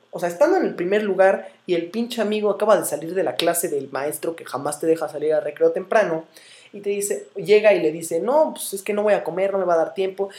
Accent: Morelia, Michoacán, Mexico; soy de Morelia, estoy orgulloso de ello

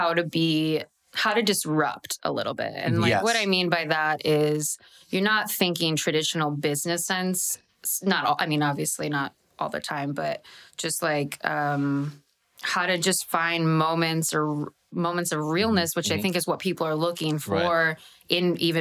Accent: Midwest, United States; I'm a Midwesterner

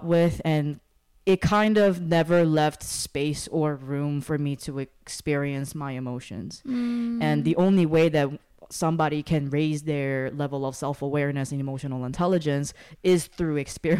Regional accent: South Korea; growing up in Korea meant that it was a culture, a standard of excellence, and the expectation of greatness and bringing honor to the family.

